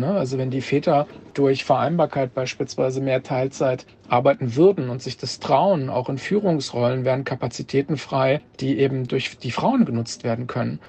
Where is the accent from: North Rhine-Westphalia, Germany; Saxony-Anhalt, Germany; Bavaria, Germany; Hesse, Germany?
Hesse, Germany; Kassel; moved away as an adult; now in Hamburg, Germany; bin gebürtiger Kassler